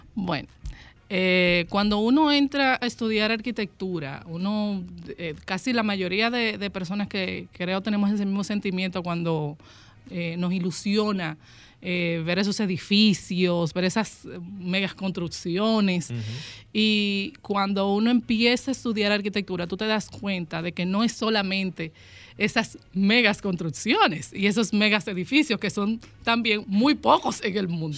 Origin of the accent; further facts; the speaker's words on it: Dominican Republic; esa parte de la riqueza que tenemos como dominicanos